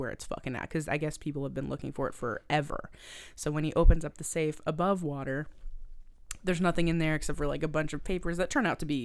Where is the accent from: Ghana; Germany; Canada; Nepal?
Canada; the Maritimes; I'm from the Maritimes and I come from like a long line of like fishermen.